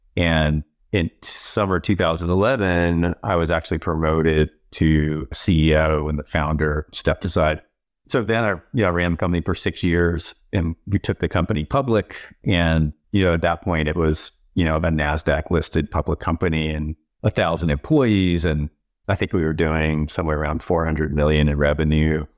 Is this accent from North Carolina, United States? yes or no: yes; North Carolina, United States; moved away as an adult; now in New York, United States; I grew up in North Carolina. I'm a dyed in the wool Southerner.